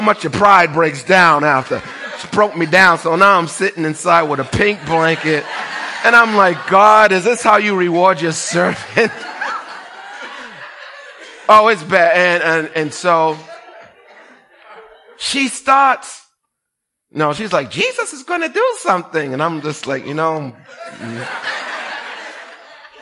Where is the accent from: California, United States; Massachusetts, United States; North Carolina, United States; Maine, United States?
Massachusetts, United States; Boston; I'm from Boston